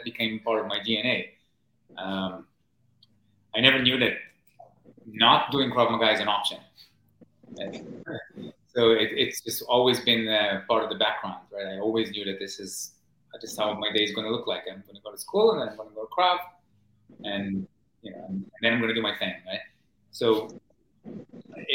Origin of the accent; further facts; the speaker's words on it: Israel; moved away as an adult; now in New York City, United States; I grew up in Israel in the 1980s, and as a teenager in the 90s.